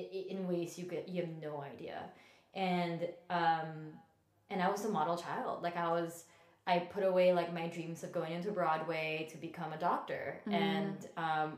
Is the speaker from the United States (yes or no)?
no; Philippines; moved away; I was born and raised in the Philippines, and I came from a very conservative Catholic family.